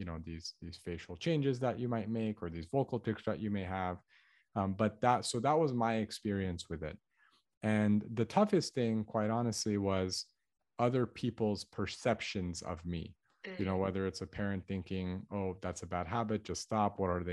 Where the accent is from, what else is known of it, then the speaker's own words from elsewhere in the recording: Los Angeles, California, United States; I was born in Los Angeles, to an all Armenian family. So my parents are ethnically Armenian. I have an older brother. He's 3 years older than me. And so I grew up in an area called the San Fernando Valley